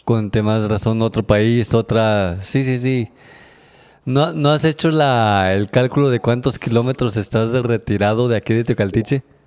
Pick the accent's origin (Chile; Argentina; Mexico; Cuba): Mexico; nosotros que somos de un pueblo eh, chico, estamos acostumbrados todavía a salir a la calle y decir buenos días, buenas tardes, buenas noches. Este, somos que muy amables, aparte de que así somos los mexicanos